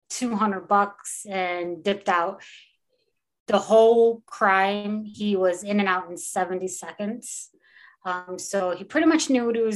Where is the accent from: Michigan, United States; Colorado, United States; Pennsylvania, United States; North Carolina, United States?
Michigan, United States; Taylor; also born or lived in Oakland County, Michigan; I was born and raised in Taylor, Wayne County girl, before I became an Oakland County girl